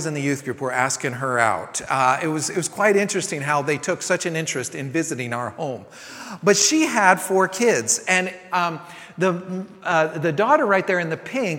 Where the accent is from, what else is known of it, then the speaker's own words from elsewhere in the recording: San Francisco, California, United States; now in Texas, United States; growing up in San Francisco